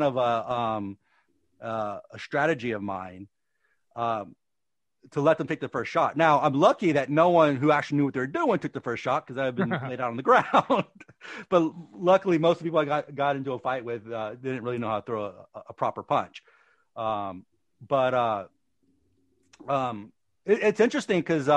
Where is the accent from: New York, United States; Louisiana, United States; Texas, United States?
Louisiana, United States; New Orleans; now in California, United States; I'm from Louisiana, the New Orleans area.